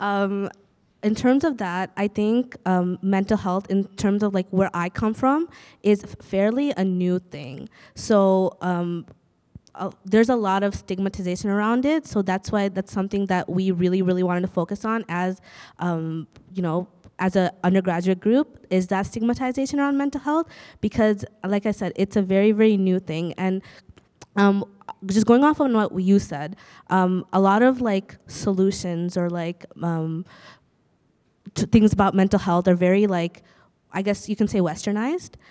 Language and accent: English; Bangladesh; now in Canada; I'm from Bangladesh